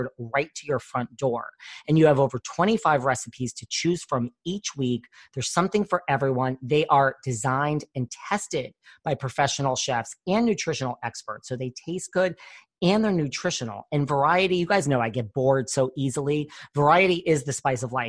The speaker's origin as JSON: {"language": "English", "region": "New York", "country": "United States", "said": "I'm a New Yorker."}